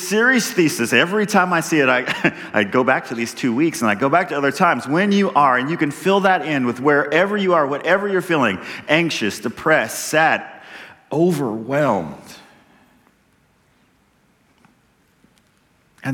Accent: Texas, United States; I'm a Texan

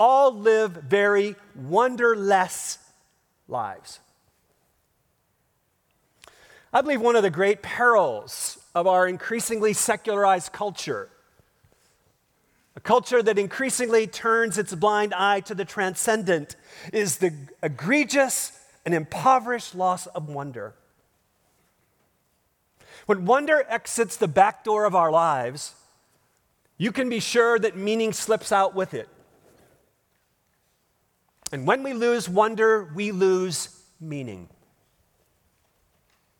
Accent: Minnesota, United States; I grew up in Minnesota, not Spain, but I think the Midwest is great

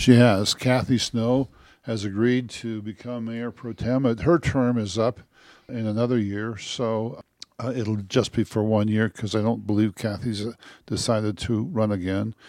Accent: northeast Nebraska, United States; moved away as an adult; also born or lived in Michigan; now in Westcliffe, United States; I grew up in a, uh, small rural town, about the same size of, well, it's about a thousand people, in, uh, northeast Nebraska, on an Indian reservation

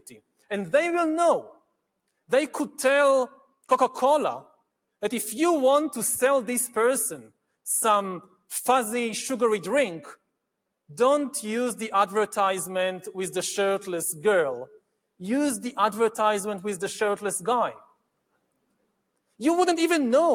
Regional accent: Israel; my home country of Israel

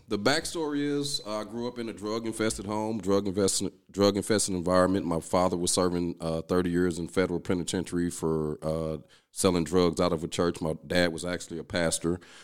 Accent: East St. Louis, Illinois, United States; moved away as an adult; I'm originally from East Saint Louis.

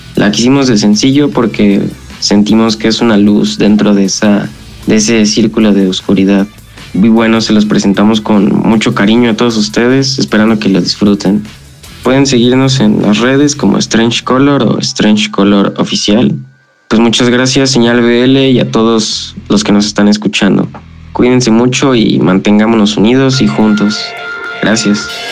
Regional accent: Atizapán de Zaragoza, State of Mexico, Mexico; Somos una banda de Atizapán de Zaragoza, Estado de México

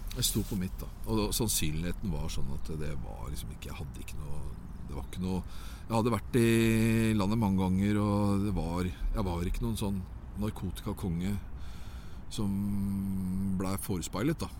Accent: Norway; also born or lived in Oslo; vi fikk en god skole her hjemme i Norge

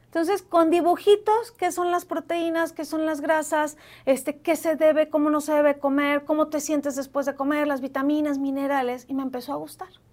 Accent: Mexico; now in Mexico City, Mexico

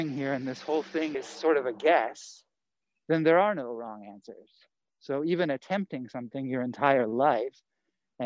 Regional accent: North Carolina, United States; moved away as an adult; now in Los Angeles, United States; I grew up in the South

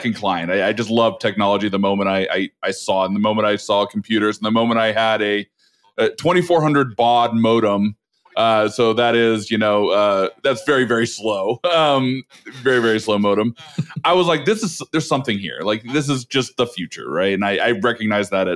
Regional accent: Oregon, United States; moved away as an adult; also born or lived in Los Angeles, California; now in Colorado, United States; I grew up in Oregon, north of California.

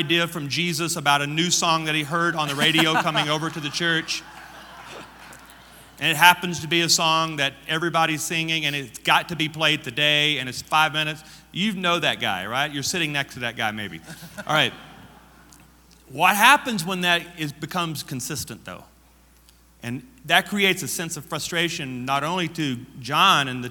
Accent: Louisiana, United States; I am from Louisiana.

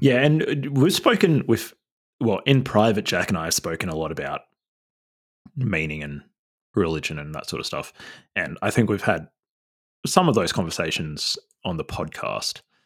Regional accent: New South Wales, Australia; moved away; I'm from New South Wales originally, so a lot of my family

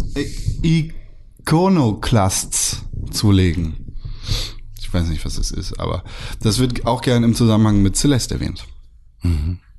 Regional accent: Germany; bin ich Deutscher

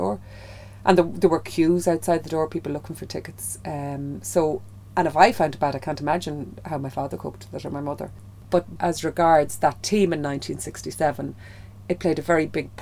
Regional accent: Kilkenny, Leinster, Ireland; I'm from Kilkenny

